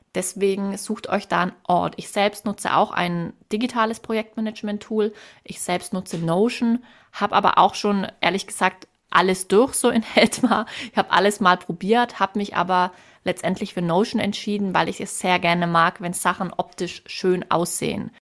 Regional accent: Swabia, Germany; Als Schwäbin

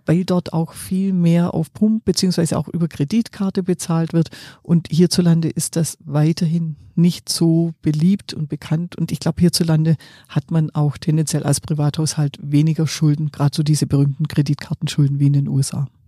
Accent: Swabia, Germany; ich bin ja Schwäbin

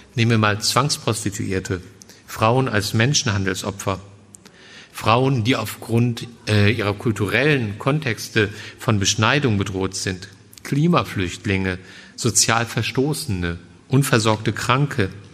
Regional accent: Germany; als Deutscher

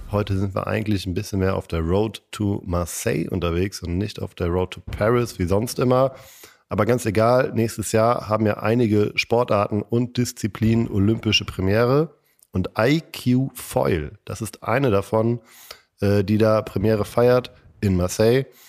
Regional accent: Kiel, Schleswig-Holstein, Germany; moved away; ich komme auch aus Kiel ursprünglich

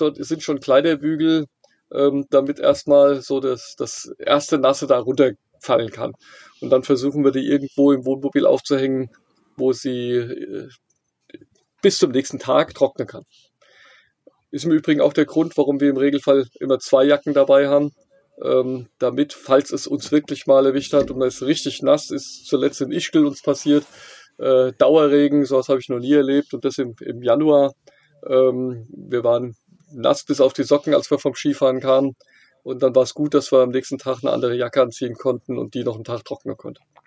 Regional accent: near Frankfurt, Hesse, Germany; ich komme hier aus der Nähe von Frankfurt

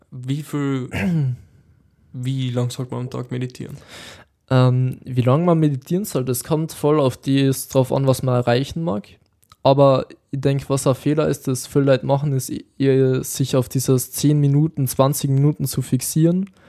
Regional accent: Austria; bei uns in Österreich?

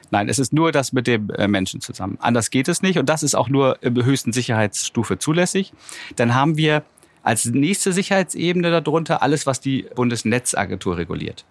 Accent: Germany; wir hier als Deutsche oder als Europäer

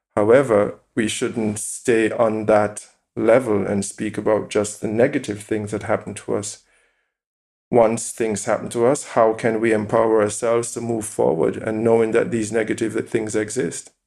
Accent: Jamaica; moved away as an adult; now in Essen, Germany; I was born in Jamaica, I grew up in Jamaica, I know exactly I'm Jamaican

